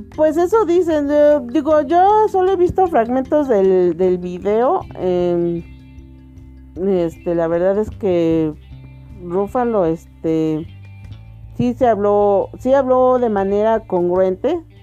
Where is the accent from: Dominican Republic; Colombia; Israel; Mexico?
Mexico